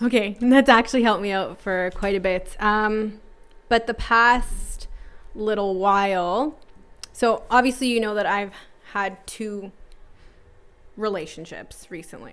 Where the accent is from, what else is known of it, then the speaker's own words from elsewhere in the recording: Toronto, Ontario, Canada; born and raised in North York